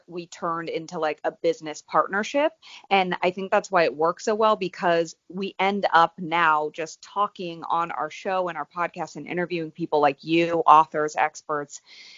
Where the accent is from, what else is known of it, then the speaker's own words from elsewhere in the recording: the Bay Area, California, United States; moved away as an adult; also born or lived in San Diego; now in Los Angeles, United States; I'm from the Bay Area.